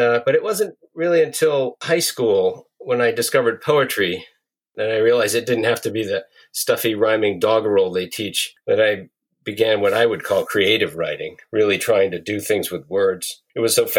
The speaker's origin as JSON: {"language": "English", "region": "northern Vermont", "country": "United States", "tie": "born or raised there", "said": "I grew up in northern Vermont on a dairy farm"}